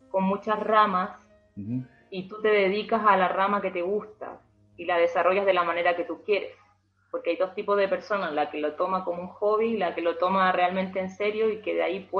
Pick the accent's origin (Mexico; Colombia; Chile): Chile; todos los días a nosotros como chilenos, como entre comillas conejillos de India, primera vez que estábamos en ese mundial